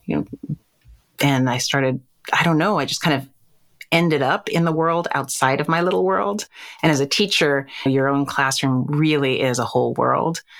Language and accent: English; New York, United States; I was raised on the Upper West Side, Manhattan, New York, New York.